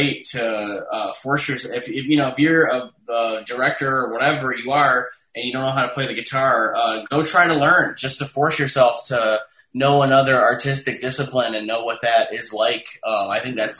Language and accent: English; Detroit, Michigan, United States; moved away as an adult; also born or lived in New York; I was from Detroit.